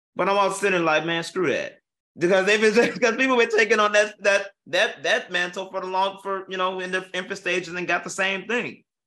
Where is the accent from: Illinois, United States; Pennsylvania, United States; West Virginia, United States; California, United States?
Illinois, United States; Chicago; we're from Chicago